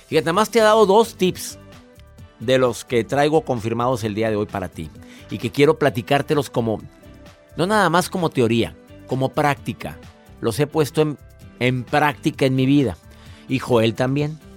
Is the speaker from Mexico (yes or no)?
yes; Mexico; Claudia Cervantes la primer mujer en mi país, en México